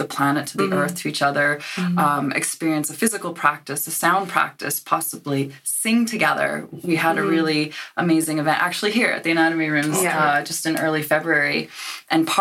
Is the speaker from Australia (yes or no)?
no; Canada; moved away as an adult; now in Aberdeen, United Kingdom; I'm from Canada